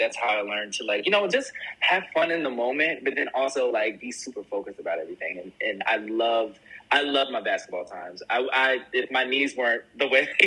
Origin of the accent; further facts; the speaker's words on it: Willingboro, New Jersey, United States; growing up in Willingboro